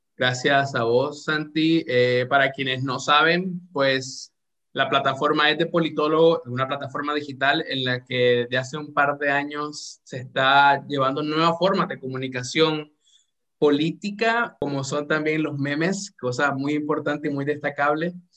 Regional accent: Nicaragua; como nicaragüense, obviamente, y como latinoamericano

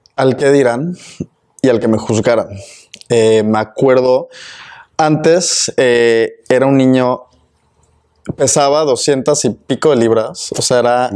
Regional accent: Mexico; first language Spanish; now in Austin, United States; otros connacionales mexicanos

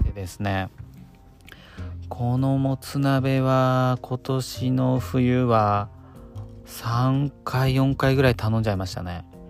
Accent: Kanto, Japan; 関東の僕

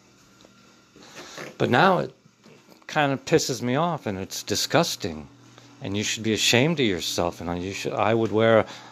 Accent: Middletown, United States; the racism I felt growing up in Middletown was from the adults and not the kids

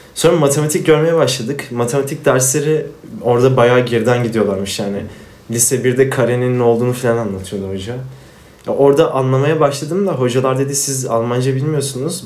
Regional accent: Afyonkarahisar, Turkey; Ben Afyonluyum

